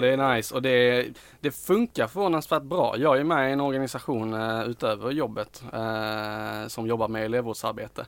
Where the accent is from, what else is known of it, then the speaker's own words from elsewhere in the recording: Skåne, Sweden; vi är skåningar